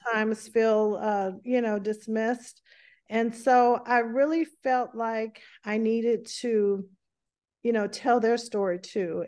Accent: the South, United States; accent: strong Southern dialect; moved away; I grew up in a, um, an area of the South where, uh, we had a very strong dialect

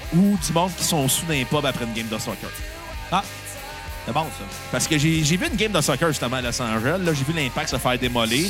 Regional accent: Canada; Je suis Canadien, je ne suis pas Américain.

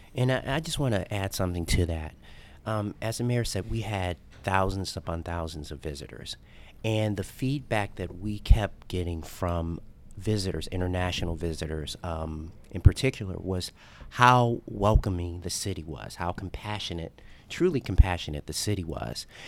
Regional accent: Chicago, Illinois, United States; now in Louisville, United States; a child growing up in Chicago, African-American, a South Side of Chicago

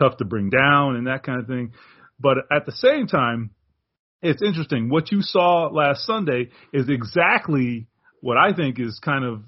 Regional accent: Miami Gardens, Florida, United States; in my hometown, I was born and raised in Carroll City. So yeah, man, Miami for life.

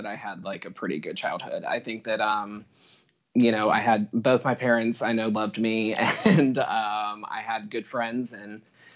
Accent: Hickory, North Carolina, United States; I'm from Hickory, North Carolina

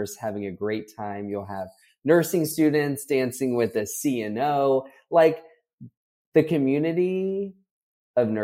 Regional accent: Florida, United States; moved away as an adult; also born or lived in Texas; growing up in Florida, I had grown up going on cruises

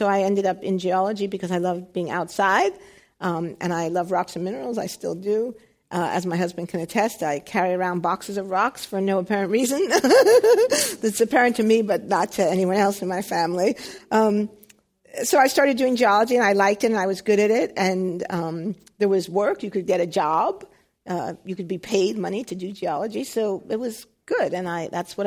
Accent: United States; in the 1960s, growing up in the United States

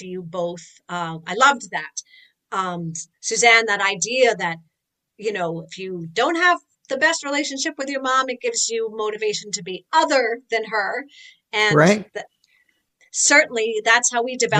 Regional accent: New York, United States; I'm from New York

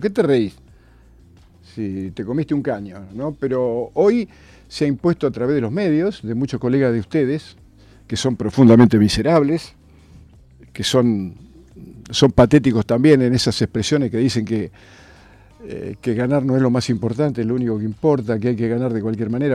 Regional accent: Argentina; yo soy argentino

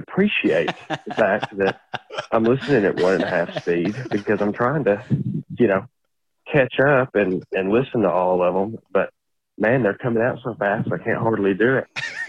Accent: Tennessee, United States; I'm from Tennessee

